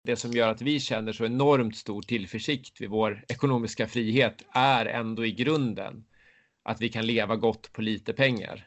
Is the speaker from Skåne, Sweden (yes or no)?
no; Södertälje, Stockholm County, Sweden; moved away as an adult; also born or lived in Huddinge / United States / Sandviken; now in Leksand, Sweden; Jag är född och uppvuxen i, i Södertälje